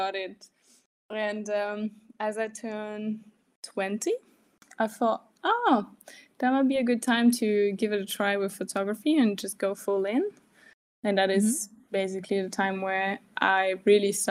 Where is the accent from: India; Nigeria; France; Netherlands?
France; now in Germany; I'm from France and I live in Germany